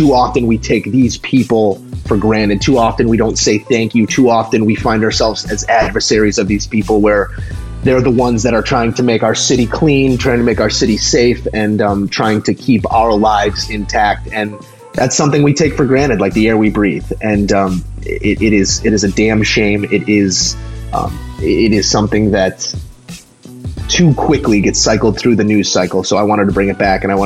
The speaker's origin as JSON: {"language": "English", "town": "Chicago", "region": "Illinois", "country": "United States", "tie": "born or raised there", "moved": "yes", "said": "I identify within my very heart, my very soul as a Chicagoan"}